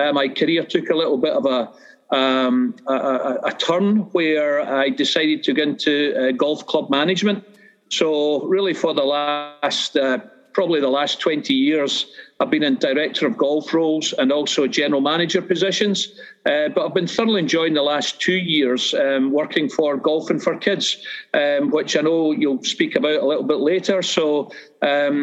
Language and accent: English; Irvine, Scotland, United Kingdom; moved away as an adult; now in Edinburgh, United Kingdom; I grew up in Irvine in Ayrshire, which is on the west coast of Scotland